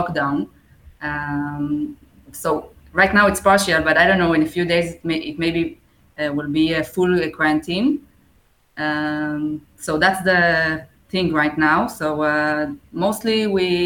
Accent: Tel Aviv, Tel Aviv District, Israel; English is a second language; I'm from Tel Aviv, Israel

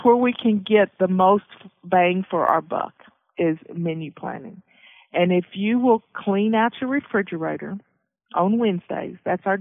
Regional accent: the South, United States; I grew up in the South, so we made biscuits and cornbread

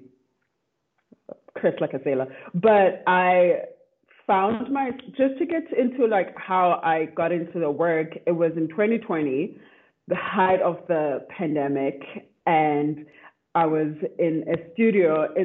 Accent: South Africa; now in Austin, United States; I am from South Africa

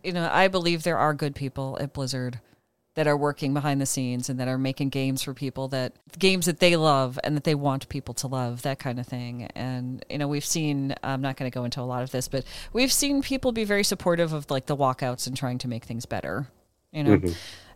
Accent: Illinois, United States; accent: Chicago; Because I have a Chicago accent that I suppress for the most part. And so they figured, okay, you're from Chicagoland area and all that. And I have relatives that have lived there that have the accent. I grew up with the accent, didn't know I had it, you know?

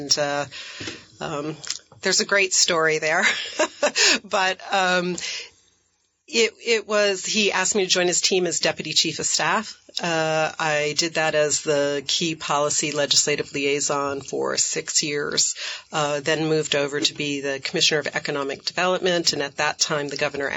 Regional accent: Middlesex, Vermont, United States; also born or lived in Ohio / China; I grew up in central Vermont. I grew up in Middlesex.

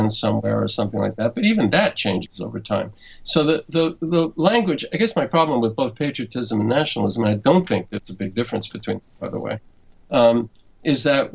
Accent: New York City, New York, United States; now in Massachusetts, United States; the neighborhood that I was a child in Brooklyn

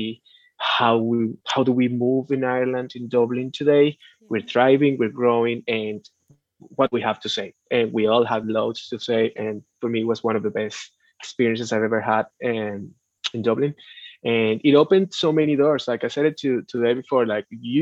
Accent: Venezuela; moved away

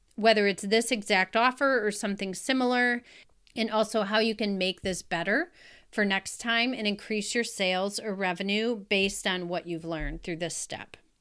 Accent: Wisconsin, United States; in my hometown in Wisconsin

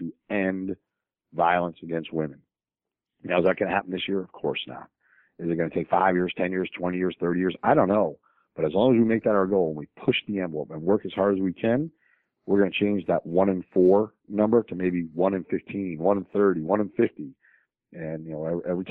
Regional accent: New York, United States; also born or lived in St. Louis; now in Nashville, United States; I grew up in New York. So I'm a big Yankee fan

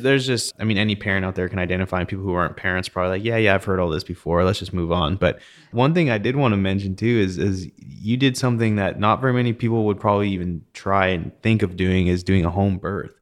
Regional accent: Canada; moved away; growing up in Canada

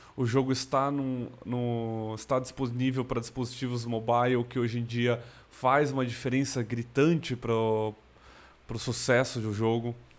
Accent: Americana, São Paulo, Brazil; also born or lived in Campinas; eu nasci em São Paulo, na capital. Eu, com 10 anos de idade, minha família toda se mudou para o interior de São Paulo, na região de, de Americana, Nova Odessa. Eu morei a maior parte da minha vida em Americana

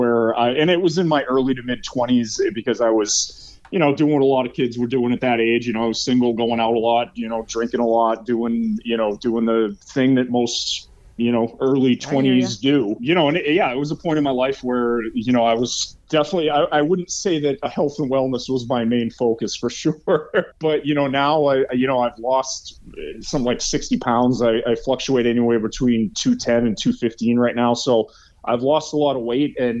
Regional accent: North Andover, Massachusetts, United States; moved away as an adult; now in New Hampshire, United States; I grew up in Massachusetts. I grew up in a small town called North Andover

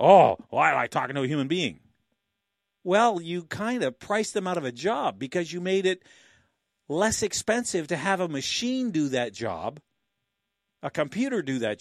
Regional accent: Canada; like good Canadians

